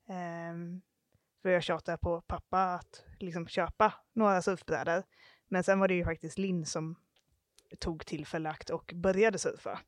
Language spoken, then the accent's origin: Swedish; Halmstad, Halland County, Sweden; moved away as an adult; also born or lived in Iceland / New Zealand / Stockholm; vi kommer från Halmstad och eh, nu bor vi faktiskt båda i Halmstad igen